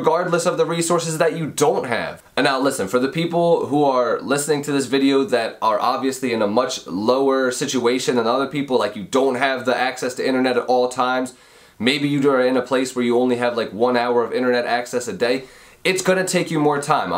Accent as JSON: {"language": "English", "town": "Audubon", "region": "Pennsylvania", "country": "United States", "said": "I'm from right outside of Philadelphia in Pennsylvania. It's a little town called Audubon"}